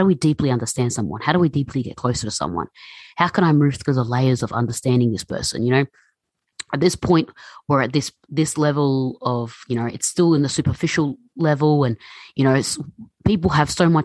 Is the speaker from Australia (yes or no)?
yes; Melbourne, Victoria, Australia; growing up in Melbourne, you know, it's very multicultural, very international